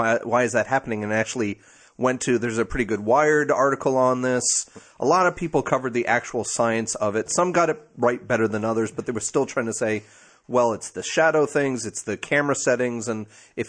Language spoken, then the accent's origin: English; Brooklyn, New York, United States; You can't tell me no different, because I'm from Brooklyn.